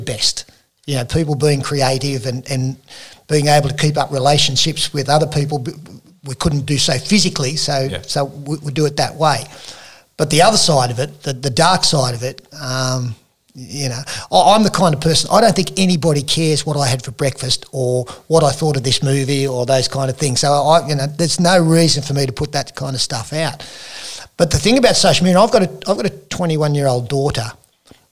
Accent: Wagga Wagga, New South Wales, Australia; When I grew up in Wagga

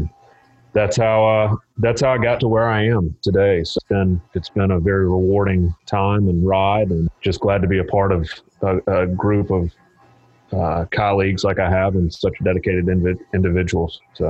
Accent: Boone, North Carolina, United States; I'm from Boone, North Carolina, and stayed there through high school and college, graduated from Appalachian State with a business degree

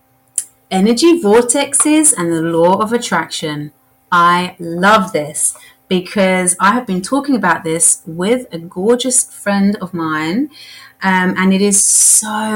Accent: England, United Kingdom; Being English

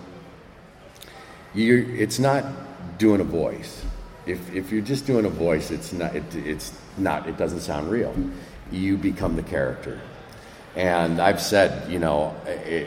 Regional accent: Midwest, United States; moved away; also born or lived in Marin; I grew up in the Midwest.

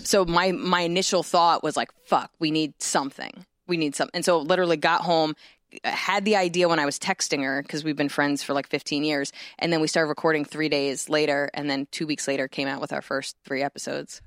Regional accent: New Jersey, United States; moved away; I grew up in Jersey where the only thing we had was malls

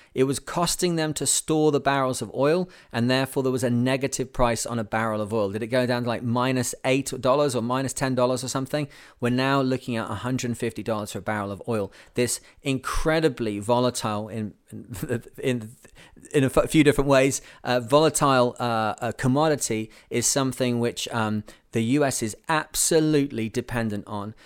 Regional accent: United Kingdom; now in Canada; I live in Canada. I'm British

